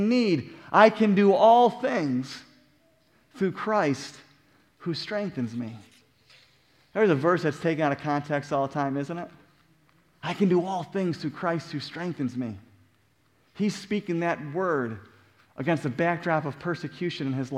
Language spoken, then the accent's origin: English; United States